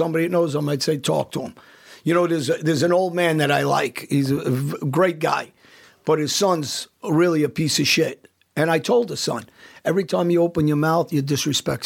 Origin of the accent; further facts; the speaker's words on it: United States; I'm an Albanian. I was raised in America, but I never forgot our culture.